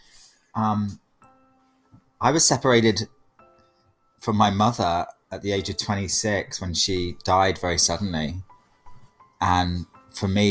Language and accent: English; United Kingdom; being British, like I'm very established in a British family